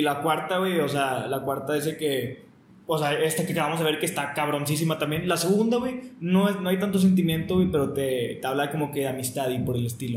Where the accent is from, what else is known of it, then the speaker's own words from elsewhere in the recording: Mexico; somos mexicanos